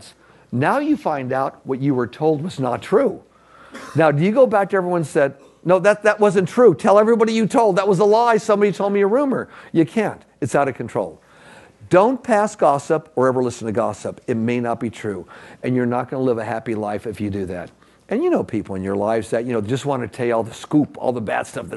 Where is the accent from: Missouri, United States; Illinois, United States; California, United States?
California, United States; Los Angeles; We grew up in Echo Park, L.A., downtown L.A.